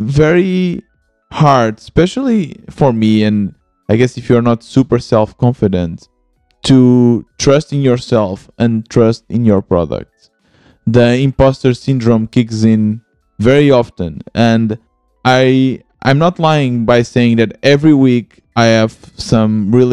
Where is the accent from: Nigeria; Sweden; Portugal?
Portugal; moved away as an adult; also born or lived in Germany / Lisbon; I'm originally from Portugal. I moved to Germany and now I'm back in Portugal, and I'm living in Lisbon